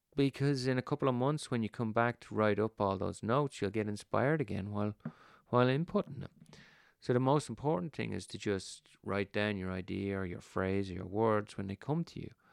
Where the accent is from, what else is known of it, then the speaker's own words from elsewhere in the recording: Ireland; when we were kids growing up in Ireland